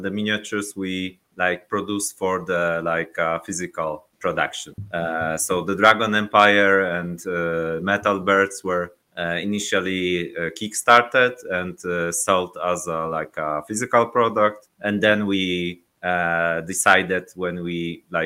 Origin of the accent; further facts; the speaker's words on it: Szczecin, West Pomeranian Voivodeship, Poland; English is a second language; So I'm from Poland. We are from Szczecin. It's like near Baltic Sea, near the border with Germany